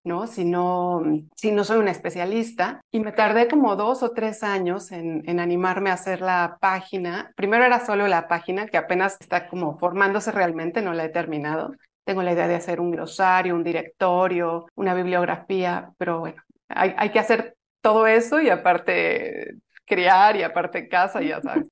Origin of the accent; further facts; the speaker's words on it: Mexico; soy de México